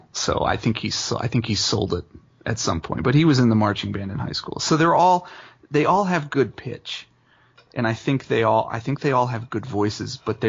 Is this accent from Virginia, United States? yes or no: no; Dayton, Ohio, United States; I'm a singer-songwriter born and raised in Dayton, Ohio.